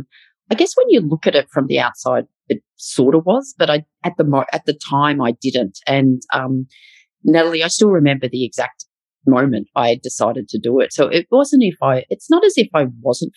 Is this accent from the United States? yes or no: no; Melbourne, Victoria, Australia; I've lived and worked in Melbourne all my life